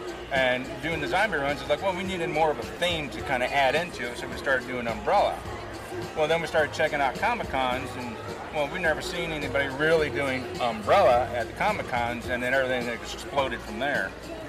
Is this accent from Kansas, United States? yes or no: yes; Wichita, Kansas, United States; we're from Wichita, Kansas.